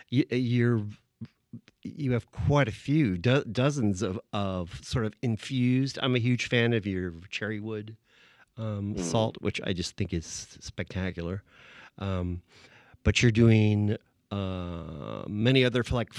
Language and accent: English; San Diego, California, United States; I grew up in San Diego